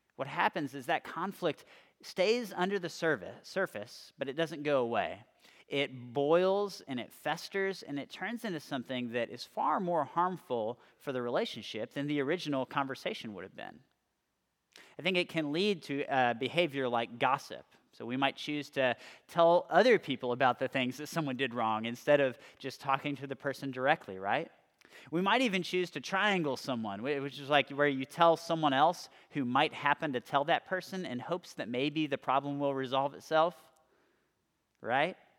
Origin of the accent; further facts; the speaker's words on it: California, United States; moved away as an adult; also born or lived in Austin, Texas; I was coming from California, so I really, I really didn't have any friends going to the same school as me.